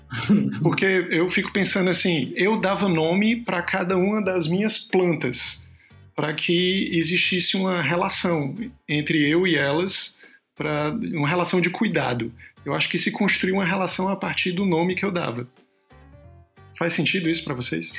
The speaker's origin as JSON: {"language": "Portuguese", "region": "Ceará", "country": "Brazil", "moved": "yes", "said": "Ceará, de onde eu vim"}